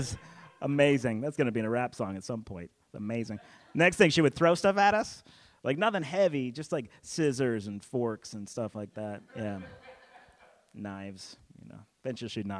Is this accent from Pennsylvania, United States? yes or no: yes; Pennsylvania, United States; also born or lived in Pittsburgh, Pennsylvania; now in the South, United States; I was born in Pittsburgh, raised in the Northeast